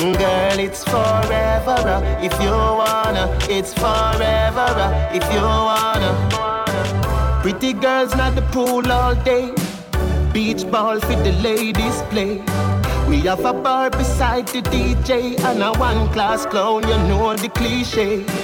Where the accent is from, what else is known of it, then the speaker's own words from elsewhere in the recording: Jamaica; I'm a Jamaican, I am a Jamaican, flow Jamaican, I am a Jamaican